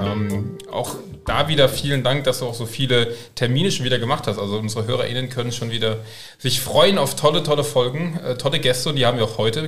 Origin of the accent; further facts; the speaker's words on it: Koblenz, Rhineland-Palatinate, Germany; ich komme aus Koblenz